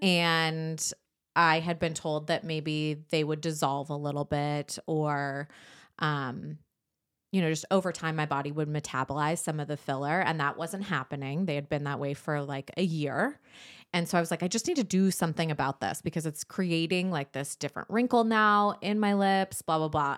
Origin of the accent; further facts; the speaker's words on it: San Diego, California, United States; moved away; I grew up in San Diego.